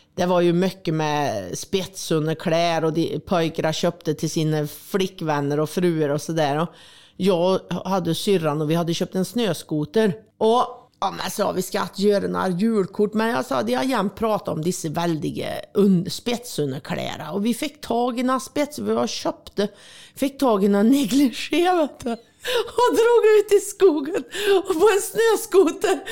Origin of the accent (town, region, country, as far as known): Värmland, Sweden; born or raised there; moved away; also born or lived in Switzerland